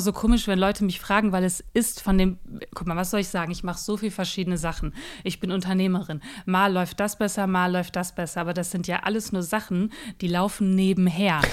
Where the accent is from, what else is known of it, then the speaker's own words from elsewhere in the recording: Ruhr area, North Rhine-Westphalia, Germany; now in Berlin, Germany; Ursprünglich komme ich aus dem Ruhrgebiet